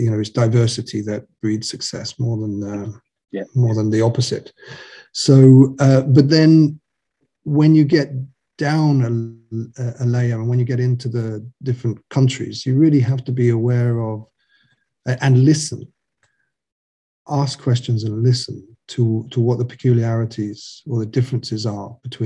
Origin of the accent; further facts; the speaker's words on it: United Kingdom; also born or lived in Ireland; now in mainland Europe; I'm British